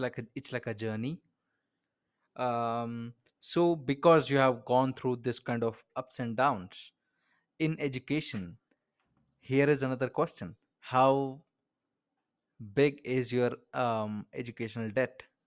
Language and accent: English; Bangalore, Karnataka, India; I am an Indian, like I am from Bangalore, India